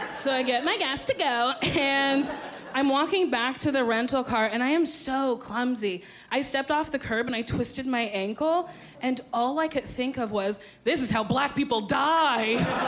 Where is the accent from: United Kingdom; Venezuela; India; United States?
United States; New Jersey; I'm from New Jersey where it's illegal to pump it yourself